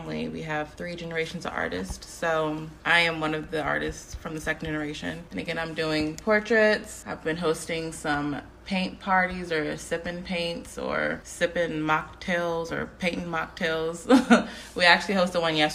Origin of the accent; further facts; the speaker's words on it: Upper Marlboro, Maryland, United States; From Upper Marlboro